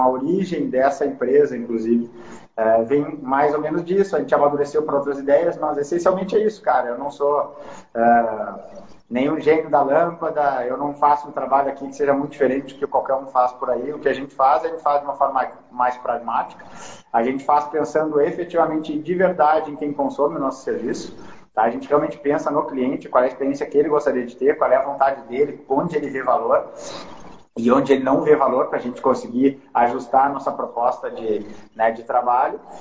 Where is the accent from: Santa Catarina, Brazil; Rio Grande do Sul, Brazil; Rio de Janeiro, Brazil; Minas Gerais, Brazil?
Rio Grande do Sul, Brazil; Porto Alegre; moved away as an adult; also born or lived in São Paulo / New York; eu vou voltar para Porto Alegre, eu sou originalmente de Porto Alegre